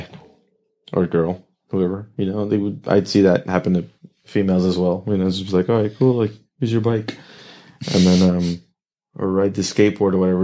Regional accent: Oxnard, California, United States; Oxnard, born and raised Ventura yeah, Ventura County

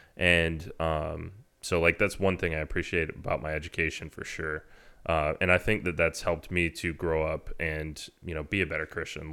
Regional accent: Texas A&M, United States; I grew up in Aggie, like, you know, I went to the last bonfire before the bonfire tragedy back in nineteen ninety-eight

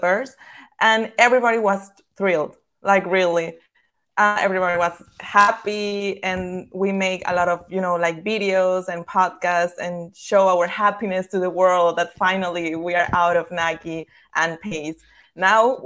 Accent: Tamaulipas, Mexico; English is a second language; also born or lived in Chicago; I'm from Tamaulipas, which is in the north side of Mexico.

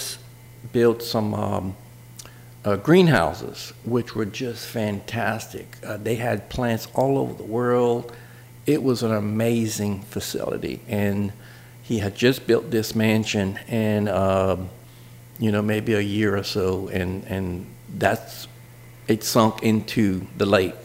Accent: Jefferson Island, Louisiana, United States; also born or lived in Lafayette, Louisiana; I grew up with that salt mine, and I mean, we're right next to it

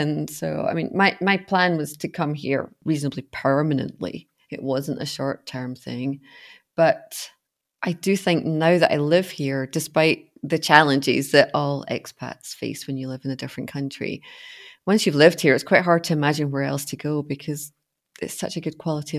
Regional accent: Scotland, United Kingdom; moved away as an adult; now in Munich, Germany; I am from Scotland and I'm currently living in Munich, Germany, and I have been here, it'll be 8 years in January, this coming January, so quite a long time now.

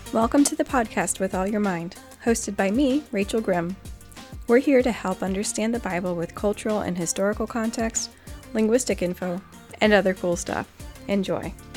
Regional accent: Guam; moved away; when I was growing up on Guam

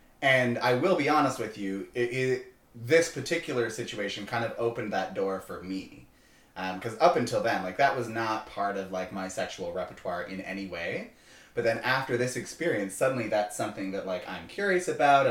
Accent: Canada; born or raised there; moved away

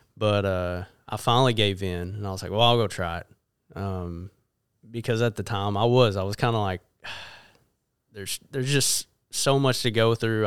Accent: Jonesboro, Arkansas, United States; I was born and raised in Jonesboro, and, uh, been there really ever since

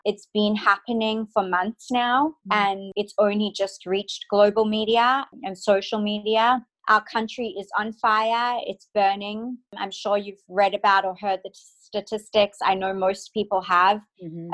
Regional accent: Perth, Western Australia, Australia; moved away as an adult; also born or lived in Cape Town, South Africa / United States; now in Sydney, Australia; was born in Cape Town, South Africa. I was raised in Perth, Australia, the most isolated city in the world.

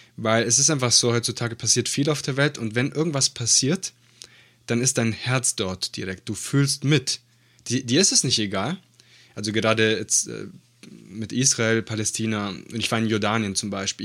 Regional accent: Italy; moved away; Ich bin ja äh, gebürtiger Italiener

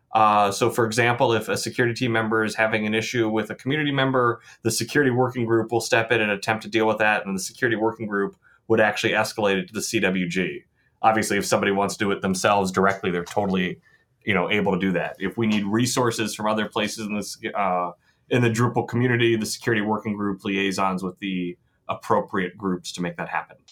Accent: Columbus, Ohio, United States; now in Michigan, United States; I grew up in Columbus, Ohio

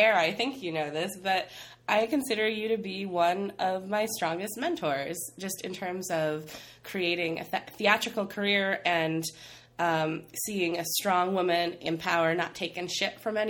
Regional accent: Midwest, United States; growing up in the Midwest

